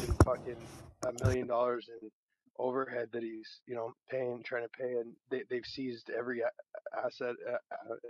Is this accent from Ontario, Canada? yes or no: yes; Toronto, Ontario, Canada; moved away; I'm from Toronto